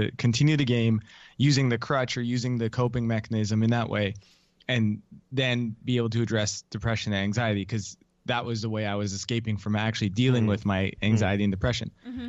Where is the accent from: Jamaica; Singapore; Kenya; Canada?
Canada; now in United States; especially in the US where I live now, I'm Canadian originally.